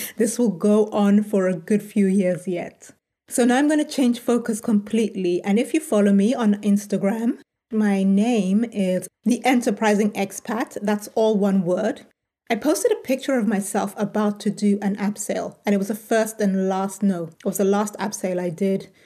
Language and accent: English; United Kingdom; moved away as an adult; also born or lived in United States; So now, as a Brit, these options are now open to me, and I'm in the UK